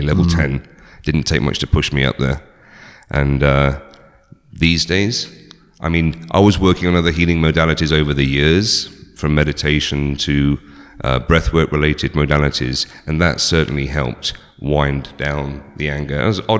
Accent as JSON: {"language": "English", "area": "just outside Oxford", "region": "South East England", "country": "United Kingdom", "tie": "born or raised there", "moved": "yes", "said": "I grew up in just outside Oxford in England, born in 1971."}